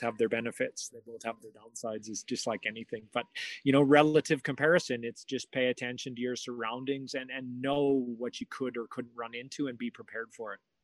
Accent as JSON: {"language": "English", "country": "Canada", "tie": "born or raised there", "moved": "yes", "said": "I was in in my hometown"}